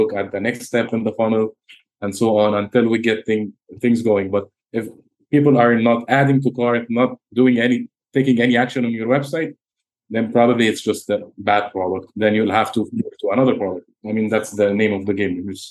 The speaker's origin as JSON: {"language": "English", "country": "Egypt", "moved": "yes", "lives_now": "Dubai, United Arab Emirates", "said": "I have a clothing brand in Dubai and in my home country, Egypt"}